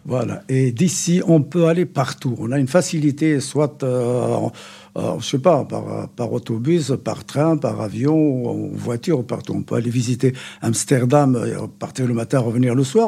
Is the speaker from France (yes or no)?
no; Morocco; moved away; also born or lived in Belgium; je suis Marocain